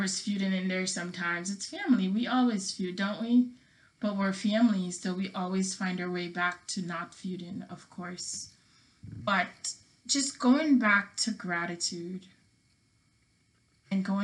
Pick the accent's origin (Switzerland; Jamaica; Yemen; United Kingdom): Jamaica; now in United States; I was not born here. I was born in Jamaica, so I can't be African American, right